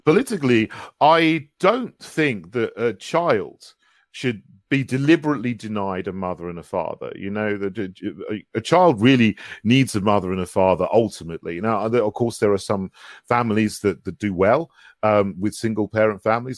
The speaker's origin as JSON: {"language": "English", "area": "West Sussex", "region": "South East England", "country": "United Kingdom", "tie": "born or raised there", "also_born_or_lived": "St Andrews", "moved": "as an adult", "lives_now": "London, United Kingdom", "said": "I grew up in West Sussex"}